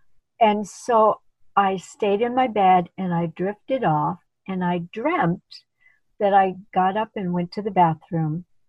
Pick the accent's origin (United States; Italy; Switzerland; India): India; moved away; when I came from India, they welcomed me onto their team